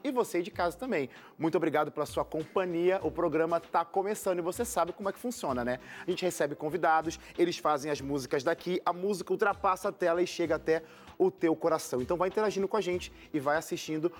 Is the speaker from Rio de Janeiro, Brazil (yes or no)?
yes; Rio de Janeiro, Brazil; accent: carioca chiado; eu também sou carioca